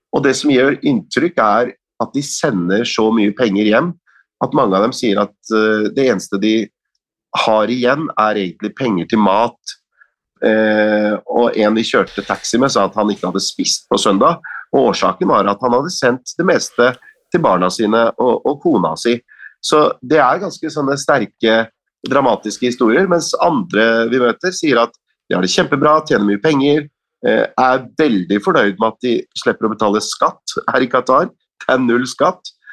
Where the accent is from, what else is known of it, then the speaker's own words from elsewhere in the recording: Norway; med våre norske øyne